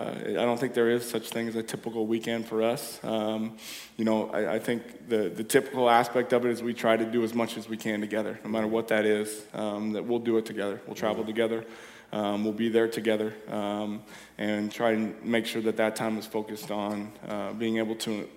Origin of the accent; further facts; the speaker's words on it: Ferndale, United States; Yeah, grew up here, born and raised in Ferndale.